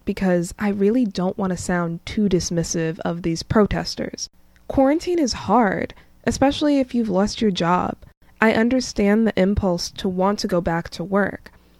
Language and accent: English; New York, United States; I'm also a New Yorker